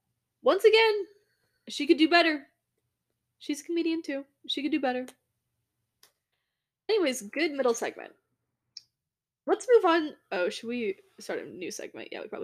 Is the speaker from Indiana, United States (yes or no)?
yes; Indianapolis, Indiana, United States; moved away; in Indianapolis, where I am from. Your hometown. My hometown, Indianapolis.